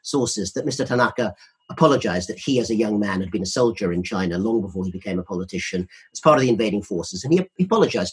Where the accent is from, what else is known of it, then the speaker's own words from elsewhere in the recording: United Kingdom; we're both British